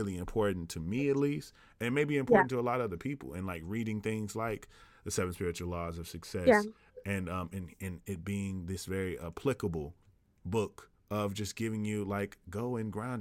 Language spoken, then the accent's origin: English; the South, United States; growing up in the South, you automatically have a introduction into faith